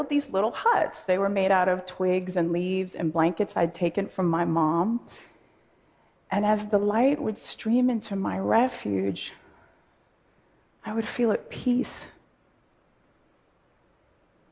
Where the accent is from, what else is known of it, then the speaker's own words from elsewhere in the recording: Oakland, California, United States; a high school in my hometown of Oakland